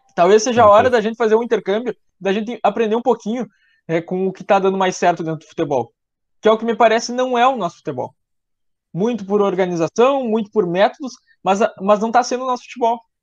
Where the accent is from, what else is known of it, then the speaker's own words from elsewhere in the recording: Rio Grande do Sul, Brazil; Como eu sou gaúcho